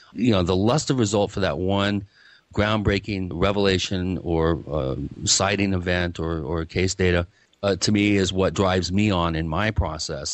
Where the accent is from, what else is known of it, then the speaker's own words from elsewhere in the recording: Seattle, Washington, United States; I grew up in the Seattle area